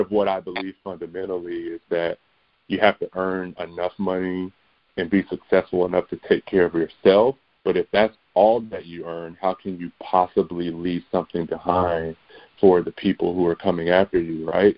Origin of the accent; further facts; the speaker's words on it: Kinston, North Carolina, United States; also born or lived in Pennsylvania; I was raised in Kinston, North Carolina, you know, small town with you know just a little bit over twenty thousand residents